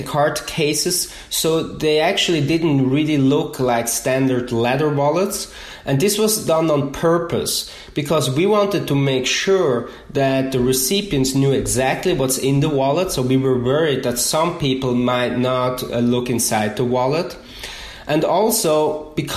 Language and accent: English; Switzerland; English is a second language; moved away as an adult; now in United States; I'm originally from Switzerland, and so I moved to the US about 5 years ago.